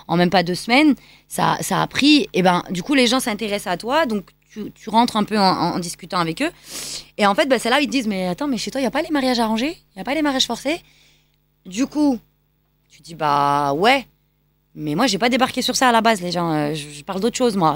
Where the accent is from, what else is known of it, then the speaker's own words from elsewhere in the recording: Lyon, Auvergne-Rhône-Alpes, France; also born or lived in Pakistan; je suis franco-pakistanaise, mhm. donc euh, et je grandis à Lyon